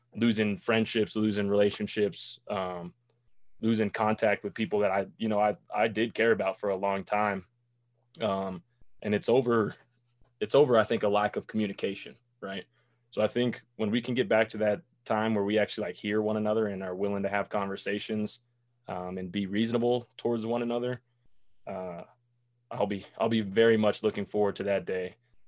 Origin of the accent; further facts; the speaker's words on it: Boulder, Colorado, United States; moved away as an adult; also born or lived in Nebraska; I'm from Boulder, right? So I was raised with nothing but white people, white kids.